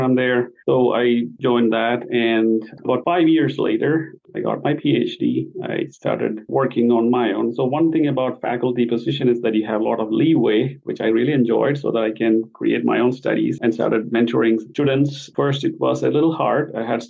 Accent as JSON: {"language": "English", "country": "India", "moved": "as an adult", "said": "I'm basically from India."}